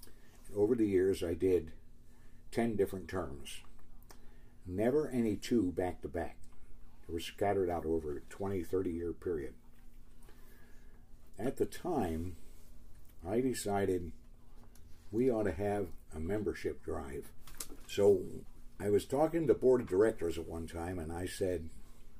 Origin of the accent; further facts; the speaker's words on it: Baltimore, Maryland, United States; now in Oregon, United States; my hometown of Baltimore